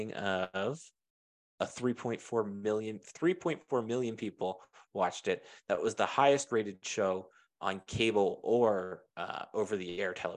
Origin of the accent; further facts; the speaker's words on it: Pittsburgh, Pennsylvania, United States; that era of growing up in Pittsburgh sportsdom